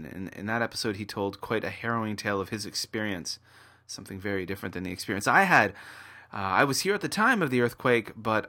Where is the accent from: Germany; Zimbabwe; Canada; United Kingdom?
Canada; now in Kobe, Japan; coming to you from Kobe, Japan. And I'm a Canadian living and working in Japan.